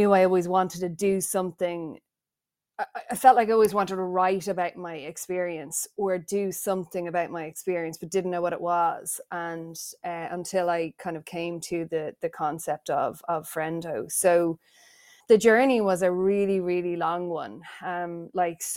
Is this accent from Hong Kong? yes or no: no; Ireland; accent: Irish; the accent is a dead giveaway. I am Irish. I was born in Ireland